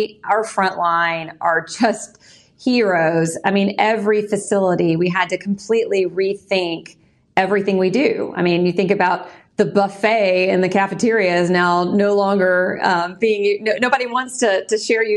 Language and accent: English; Pasadena, Texas, United States; I grew up in Pasadena, Texas, on the southeast side of Houston